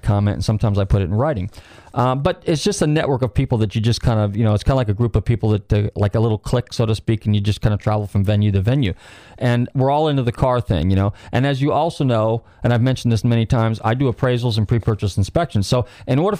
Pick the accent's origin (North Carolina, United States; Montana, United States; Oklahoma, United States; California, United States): California, United States; north of the Bay Area, Northern; moved away; I'm from Northern California. I'm from the Bay Area, actually north of there